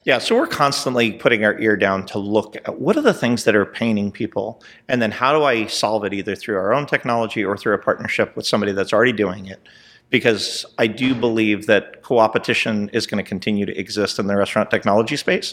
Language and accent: English; Southern California, United States; moved away as an adult; also born or lived in New Jersey; now in Texas, United States; I was born in New Jersey, and I was raised in Southern California